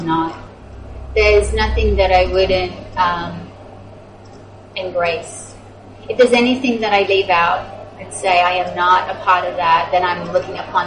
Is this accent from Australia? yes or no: yes; Australia; moved away; I grew up in Australia.